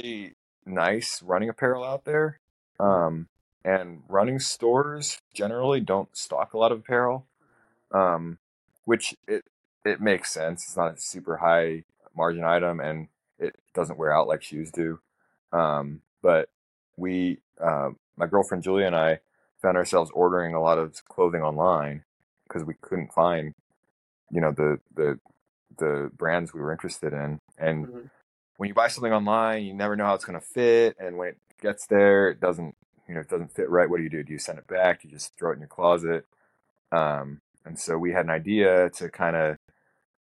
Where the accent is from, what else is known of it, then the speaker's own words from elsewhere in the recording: Northern Virginia, United States; moved away as an adult; also born or lived in Pittsburgh / Charleston, South Carolina; now in Knoxville, United States; I grew up in Northern Virginia